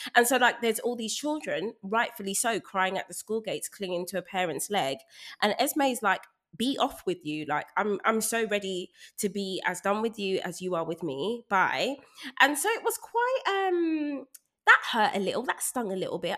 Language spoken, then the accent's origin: English; London, United Kingdom; I was raised in Brixton